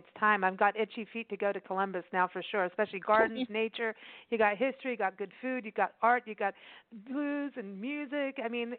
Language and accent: English; Kenya; also born or lived in South Africa; I grew up that way. I grew up in Kenya and South Africa, and I'm used to being checked for bombs and things all the time.